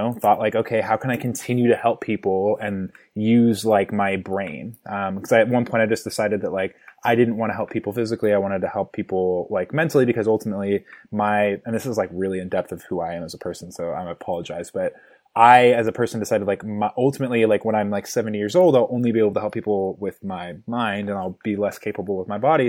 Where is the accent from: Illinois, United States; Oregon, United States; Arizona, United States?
Oregon, United States; Milwaukie; I was born in a suburb of Portland, Oregon, a little town called Milwaukee